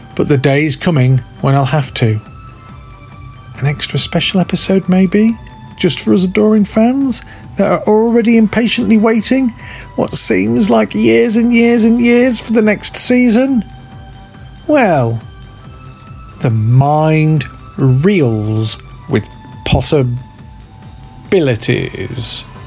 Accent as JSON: {"language": "English", "country": "United Kingdom", "said": "I'm British"}